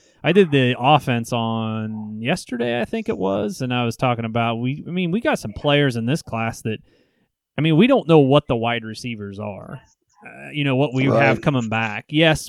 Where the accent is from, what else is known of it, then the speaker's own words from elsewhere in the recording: Nebraska, United States; Well, I mean, growing up in Nebraska and hearing all that and knowing the buzz around that program right now, I think it is.